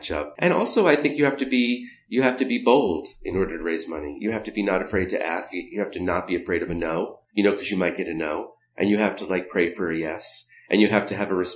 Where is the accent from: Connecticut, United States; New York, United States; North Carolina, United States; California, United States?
New York, United States; growing up in New York